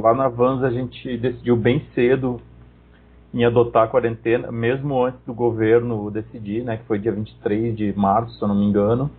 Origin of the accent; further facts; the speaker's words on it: Esteio, Rio Grande do Sul, Brazil; de Esteio, que é minha cidade natal.